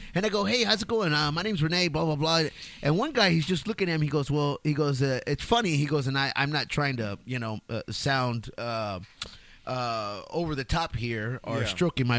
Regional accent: Texas, United States; also born or lived in San Antonio, Texas / Houston, Texas; I am a Cowboys fan because I was born and raised in Texas.

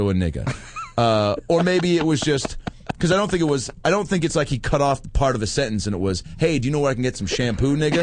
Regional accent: Seattle, Washington, United States; moved away; Seattle at the Parlor Live Comedy Club in my hometown.

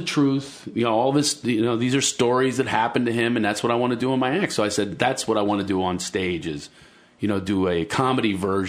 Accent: outside of Philadelphia, Pennsylvania, United States; I grew up poor outside of Philadelphia, right?

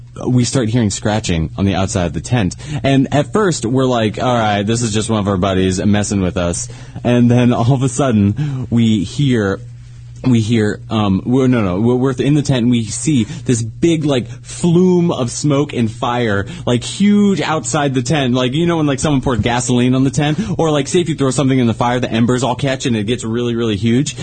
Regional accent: United States; moved away; I grew up in Lake Tahoe

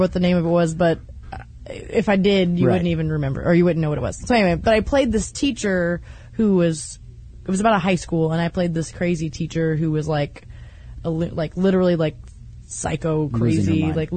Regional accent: Missouri, United States; I am from Missouri

